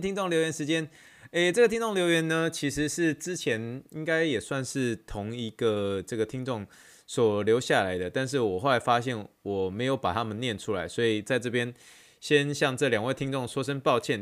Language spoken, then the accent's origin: Chinese; Taiwan; 因为我们台湾人喜欢吃，习惯吃臭豆腐